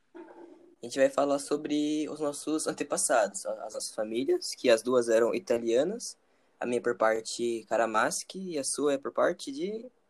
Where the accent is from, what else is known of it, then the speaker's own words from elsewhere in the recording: Brazil; eu sou brasileiro mesmo e tenho orgulho disso